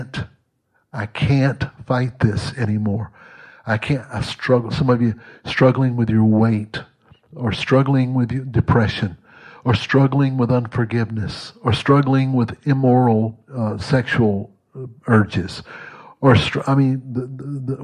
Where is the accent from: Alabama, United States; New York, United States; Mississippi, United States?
Mississippi, United States; moved away; also born or lived in Texas; I was born and raised in Mississippi, but I grew up in Texas.